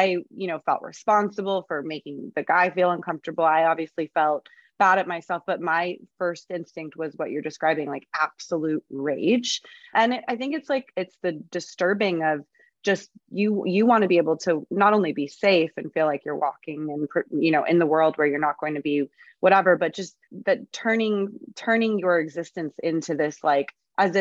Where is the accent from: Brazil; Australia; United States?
United States; San Diego, California; I grew up in Southern California.